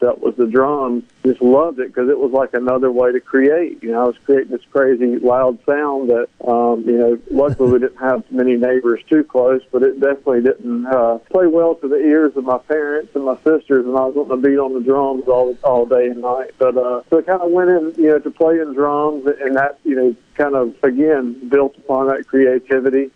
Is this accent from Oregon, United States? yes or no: no; Escatawpa, Mississippi, United States; now in Nashville, United States; growing up in Escatawa, Mississippi